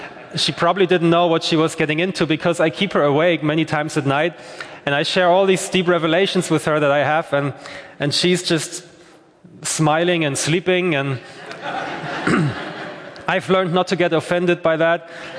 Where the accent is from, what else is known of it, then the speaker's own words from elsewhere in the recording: Germany; now in Belfast, United Kingdom; I'm from Germany. I'm 32 years old.